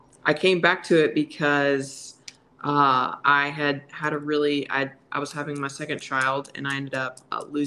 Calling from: Alabama, United States

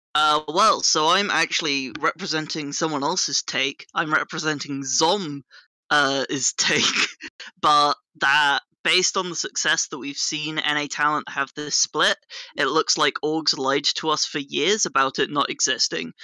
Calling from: United Kingdom; I am calling from the United Kingdom

